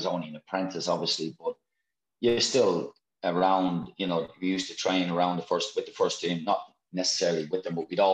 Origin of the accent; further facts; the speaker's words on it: Ireland; moved away; from Ireland